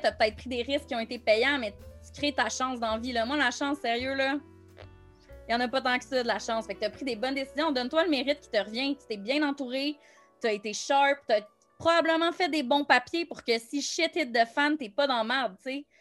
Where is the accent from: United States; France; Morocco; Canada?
Canada; Montreal, Quebec; moved away as an adult; j'ai passé ma vie à Montréal, je viens de Montréal